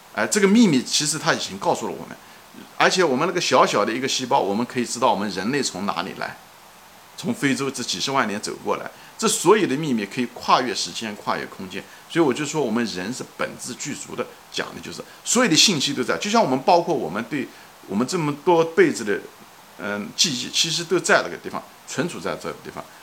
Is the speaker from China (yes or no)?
yes; China; now in Long Island, United States; 我是个中国人，我是在美国，我是个华人，我是在长岛